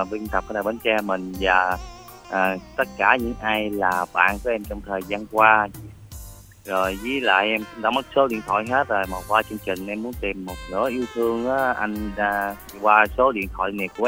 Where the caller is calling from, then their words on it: Long An, Vietnam; em đến từ Long An.